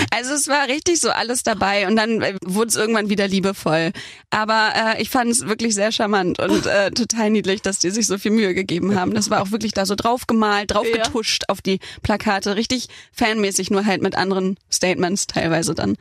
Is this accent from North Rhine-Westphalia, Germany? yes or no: no; Hamburg, Germany; hatte ich mein erstes Release-Konzert in meiner Heimat Hamburg